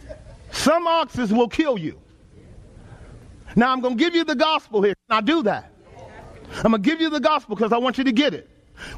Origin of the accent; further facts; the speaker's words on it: Texas, United States; Growing up in Texas, my uncle had several horses.